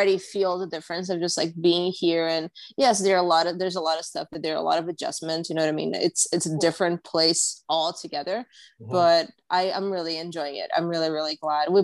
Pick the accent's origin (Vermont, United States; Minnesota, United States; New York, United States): New York, United States; moved away as an adult; now in Los Angeles, United States; I'm a New Yorker. Like, I grew up, like, all of my teenage years and early adult, like, 20s up until, like, what, last week.